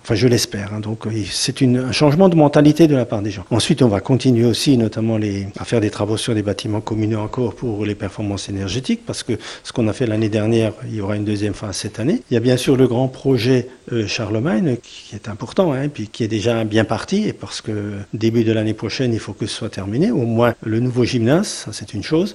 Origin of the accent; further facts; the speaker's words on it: Sélestat, Grand Est, France; je suis né à Célestat, moi j'ai passé toute ma vie à Célestat